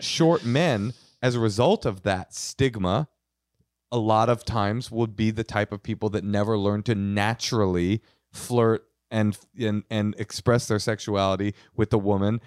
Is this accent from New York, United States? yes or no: yes; New York City, New York, United States; I was born in Queens